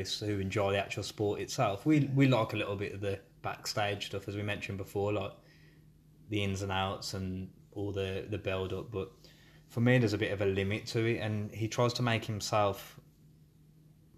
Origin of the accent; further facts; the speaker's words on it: Birmingham, West Midlands, United Kingdom; accent: Brummie; I'm a Brummie accent